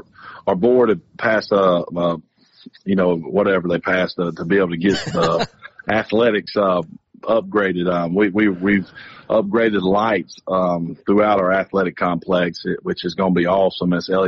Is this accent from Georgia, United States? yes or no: yes; Georgia, United States; I am a Georgia guy. I've been a Georgia guy for a long time. My dad went to Georgia, so I grew up in Georgia.